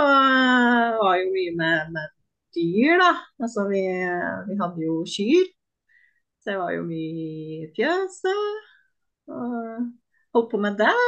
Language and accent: Norwegian; Sjoa, Innlandet, Norway; moved away as an adult; also born or lived in Trondheim; now in Oslo, Norway; jeg flytta fra Sjoa da jeg var 19, og da flytta jeg til Trondheim